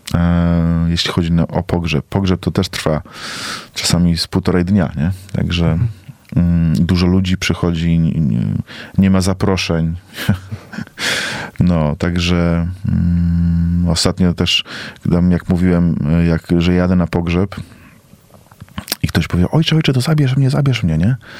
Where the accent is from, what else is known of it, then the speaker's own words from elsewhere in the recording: Poland; moved away as an adult; now in South Africa; ja mam 36, jestem z Polski, nieopierzony kurczak, misjonarz